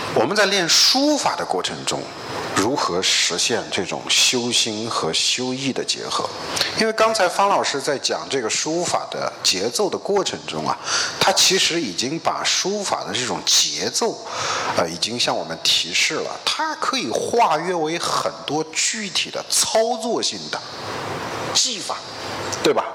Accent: China

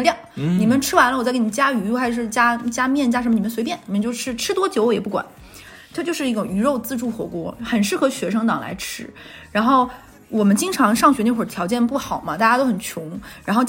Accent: Hubei, China; 而且我湖北人，我觉得嘴蛮刁的，讲话也蛮脾气比较冲

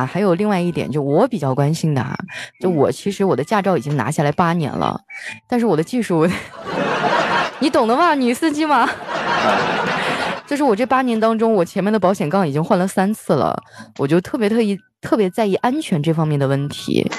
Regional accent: Heilongjiang, China; now in Shanghai, China; 我老家黑龙江的也很失落

